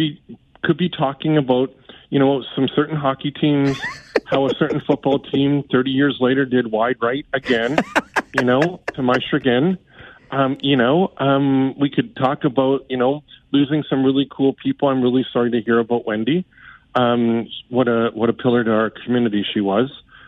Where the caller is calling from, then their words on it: Barbados; You know, I'm calling from Barbados, and I just wanted